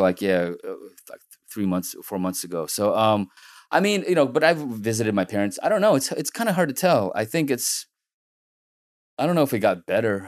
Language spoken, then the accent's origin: English; San Francisco, California, United States; also born or lived in Soviet Union; growing up in San Francisco, you know, we came in nineteen ninety, and growing up, growing up here